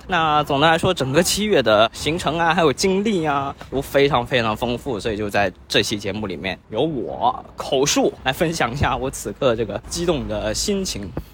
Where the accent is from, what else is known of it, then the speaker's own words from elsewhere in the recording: Guangdong, China; now in Shenzhen, China; 我是在广州，然后这个月呢，我就入职到了深圳的一家新公司。那说起来深圳啊，虽然我是广东人，没去过几次深圳